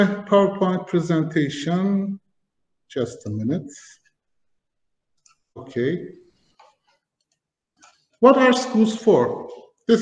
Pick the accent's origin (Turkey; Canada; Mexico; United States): Turkey; also born or lived in Germany; I was born in 1975 in Germany and started my school life when I was 4 in Germany. My parents had to work in a factory and I had to go to school. We moved to Turkey